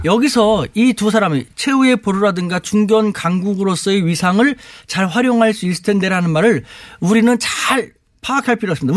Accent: South Korea; now in China; 저는 대한민국 사람인데요.

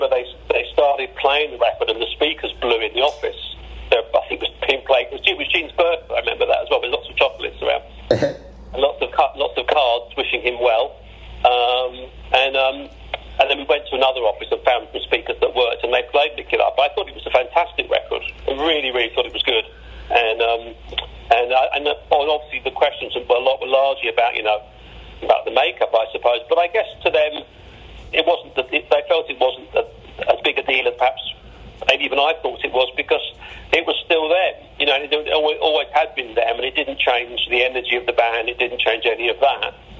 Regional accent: London, United Kingdom; we're from London

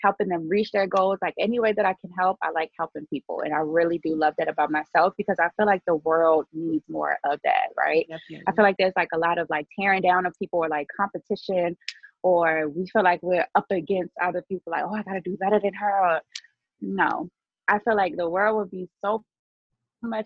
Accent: Baltimore, Maryland, United States; I'm from Baltimore. A lot of people don't know that. They think I'm like from New York or no, I work a lot in New York, but I'm actually from Baltimore.

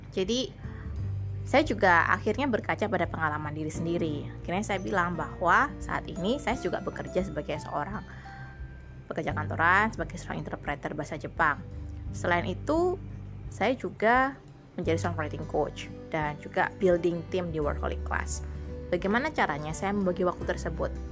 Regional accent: Sidoarjo, East Java, Indonesia; karena saya aslinya Sidoarjo dan sangat jauh.

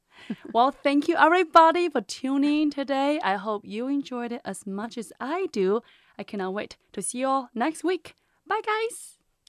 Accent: China; English is a second language; moved away as an adult; now in United States; I'm from China

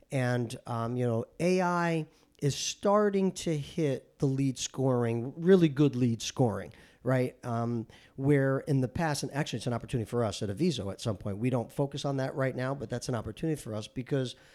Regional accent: Paterson, New Jersey, United States; I grew up in New Jersey. Okay. I grew up in Paterson, New Jersey, very proud of it, blue collar town.

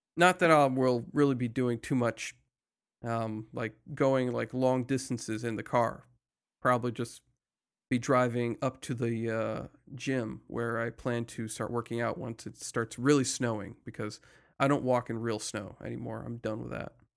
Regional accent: United States; I'm American

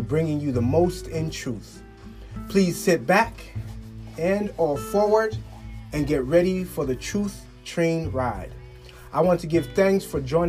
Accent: Liberia; my home country, Liberia, West Africa.

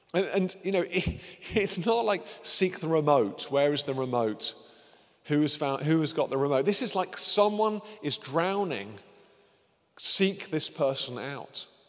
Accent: United Kingdom

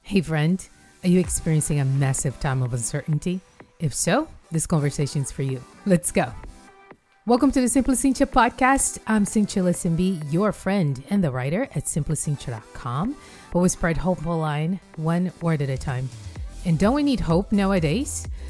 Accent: Rio de Janeiro, Brazil; moved away; I went home to Rio de Janeiro, which is my hometown

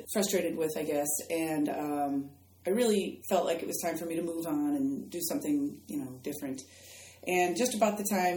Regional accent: Chicago, Illinois, United States; moved away as an adult; now in Florida, United States; my hometown of Chicago down to Florida

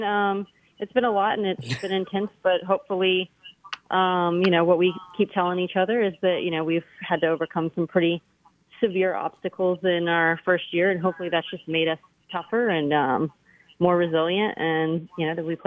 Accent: Texas, United States; now in New Orleans, United States; We moved here in 2007. So we're from Texas, and we had moved into Mid-City where there was a lot of Honduran population, and that felt really like home to us.

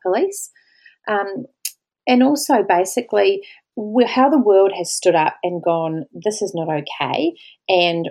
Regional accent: New Zealand; moved away as an adult; now in Australia; I am a New Zealander, I'm Pākehā

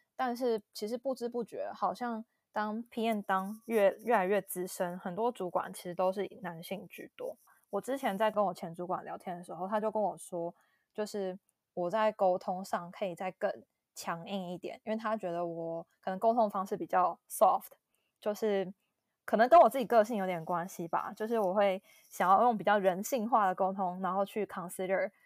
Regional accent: Taiwan; moved away as an adult; 就是从小在台湾

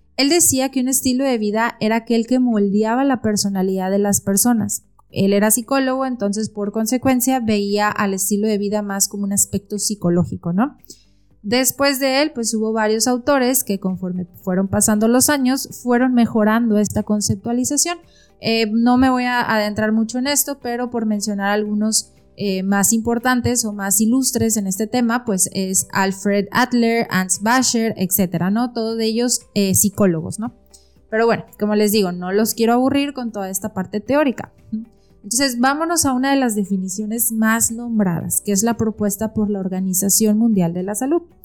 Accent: Mexico; soy nutrióloga mexicana

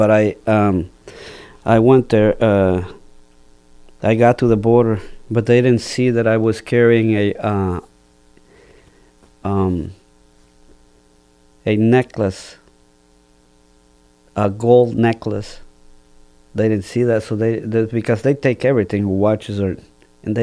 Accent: Jalapa, Guatemala; English is a second language; moved away as an adult; also born or lived in Maryland; now in Geneva, United States; my hometown, which is Jalapa

